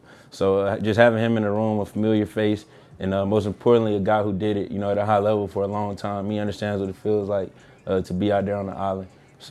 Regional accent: Atlanta, Georgia, United States; moved away; I'm from Atlanta

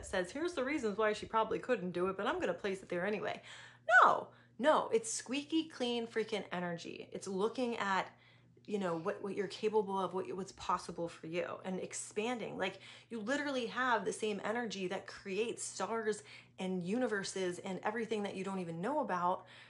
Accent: East Coast, United States; moved away as an adult; also born or lived in San Diego / Atlanta; I grew up on the East Coast

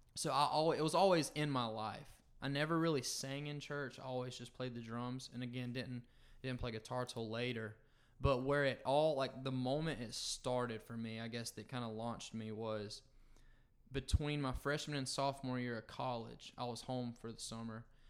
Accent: Perry, Florida, United States; moved away as an adult; now in Macon, United States; I grew up in North Florida, a small town called Perry

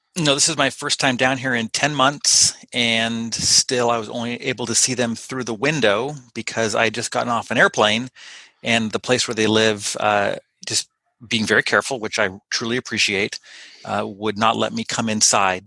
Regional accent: Pasadena, California, United States; born or raised there; now in Ferndale, United States

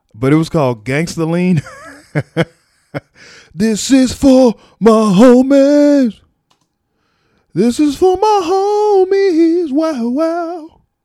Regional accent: Texas, United States; me as a Texan

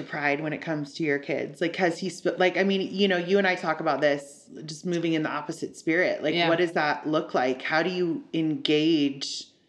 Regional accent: Southern California, United States; I was raised in Southern California

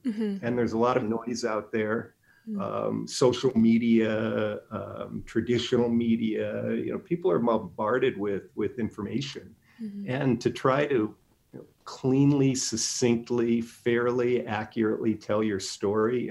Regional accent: Illinois, United States; now in Inland Empire, United States; I was born and raised in Illinois

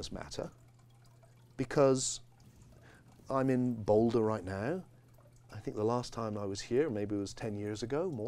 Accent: England, United Kingdom; I have this tone of voice because I grew up in England

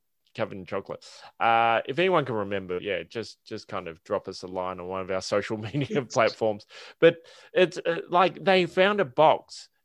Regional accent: Geelong, Victoria, Australia; also born or lived in Colac; now in Melbourne, Australia; I grew up in Geelong with a little bit of Colac thrown

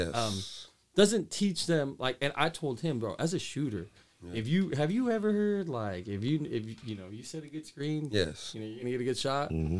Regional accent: Woodland, California, United States; I grew up in Woodland

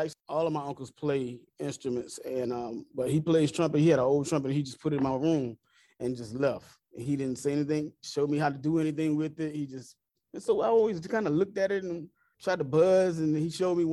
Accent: Conway, South Carolina, United States; also born or lived in Marion, South Carolina; I was born in Conway, South Carolina, but I went attended Marion High School. So we moved after middle school to Marion High School, and that's where I graduated from

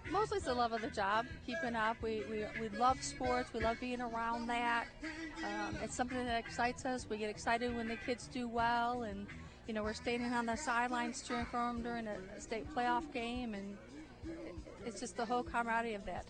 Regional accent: Michigan, United States; moved away as an adult; now in Savannah, United States; I'm from Michigan originally. I went to Central Michigan for both undergrad and graduate school

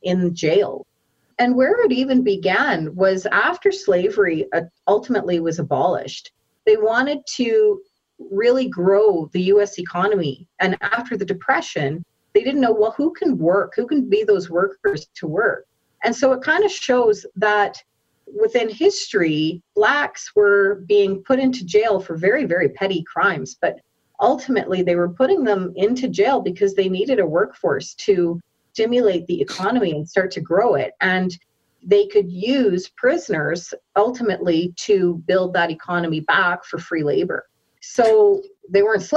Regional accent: Saskatoon, Saskatchewan, Canada; now in Calgary, Canada; I'm born and raised actually in Saskatoon, Saskatchewan, and moved to Calgary

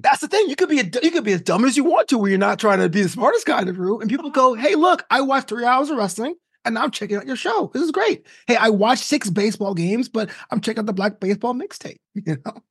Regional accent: New York, United States; born or raised there; moved away as an adult; also born or lived in Florida / Orange County; now in Los Angeles, United States

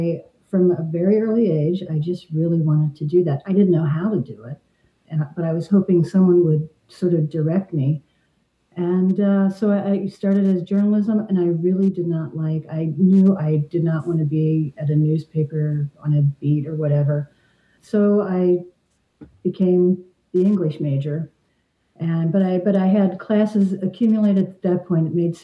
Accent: Northern Kentucky, United States; I'm from Northern Kentucky.

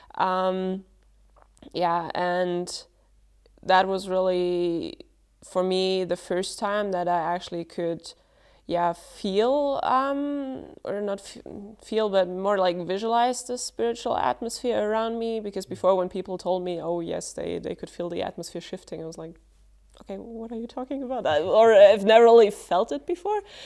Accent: Germany; I'm from Germany as well

